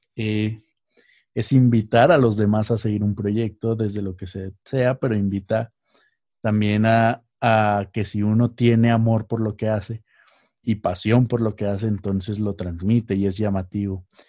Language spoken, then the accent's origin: Spanish; Mexico; moved away; allá en México, en mi tierra